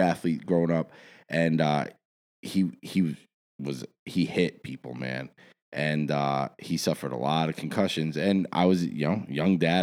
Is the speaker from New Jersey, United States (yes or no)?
yes; South Orange, New Jersey, United States; also born or lived in Dumont, New Jersey; I grew up, I grew up in South Orange before I, I lived in Dumont